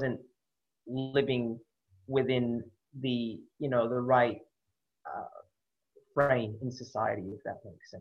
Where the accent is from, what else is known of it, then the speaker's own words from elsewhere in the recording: San Francisco Bay Area, California, United States; moved away as an adult; also born or lived in Sydney, Australia; now in Australia; growing up in the Bay Area